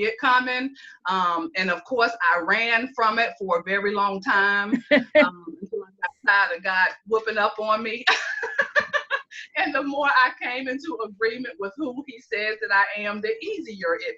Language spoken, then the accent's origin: English; Greenville, South Carolina, United States; born or raised there; moved away as an adult; now in Columbia, United States